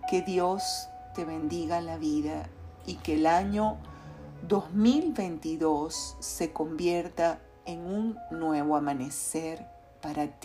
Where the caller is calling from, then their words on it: Caracas, Capital District, Venezuela; te saludo fraternalmente desde Caracas, Venezuela.